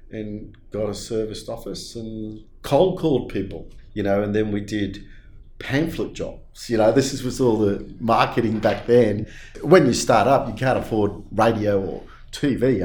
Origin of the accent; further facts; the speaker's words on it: Australia; also born or lived in Leeds, England; I was born in Headingley, Leeds, in England, and we, my parents emigrated to Australia in 1972 when I was about eight